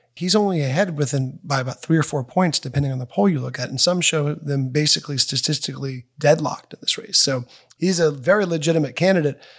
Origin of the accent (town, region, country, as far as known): Georgia, United States; born or raised there